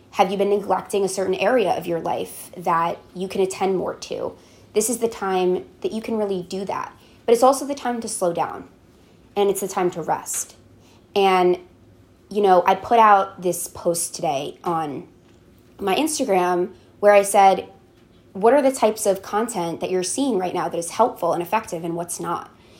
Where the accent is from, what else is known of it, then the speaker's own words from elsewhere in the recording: Tenafly, New Jersey, United States; growing up in Tenafly, New Jersey, it's a very affluent neighborhood